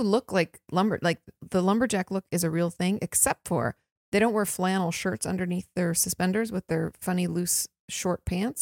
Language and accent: English; Washington, United States; moved away; I grew up in Washington State. Land of the trees.